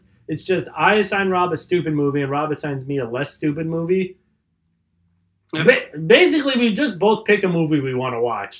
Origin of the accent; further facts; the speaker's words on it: United States; We're American.